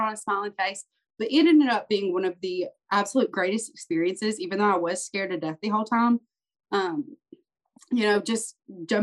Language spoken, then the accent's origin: English; Tennessee, United States; this Tennessee girl